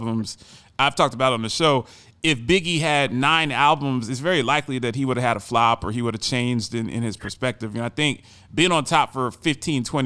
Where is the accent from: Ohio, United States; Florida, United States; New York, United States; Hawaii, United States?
Ohio, United States; Westerville; also born or lived in Worthington, Ohio; I grew up in Worthington in Westerville, Ohio, maybe 15 minutes from Ohio Stadium